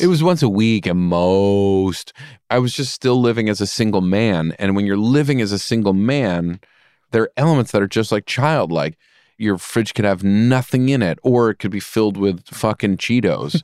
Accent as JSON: {"language": "English", "town": "Rye", "region": "New York", "country": "United States", "tie": "born or raised there", "said": "Rye is a very beautiful place to grow up and very privileged."}